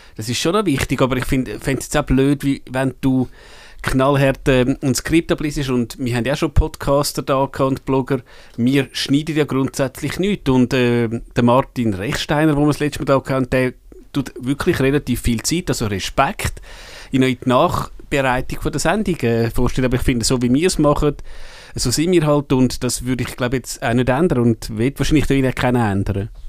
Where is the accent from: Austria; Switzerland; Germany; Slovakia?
Switzerland; als Schweizer